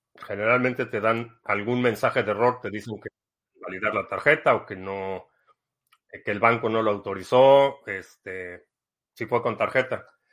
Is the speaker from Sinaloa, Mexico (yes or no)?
no; Mexico City, Mexico; also born or lived in Dallas, United States; now in United States; Crecí en la Ciudad de México, pero vivo ya aquí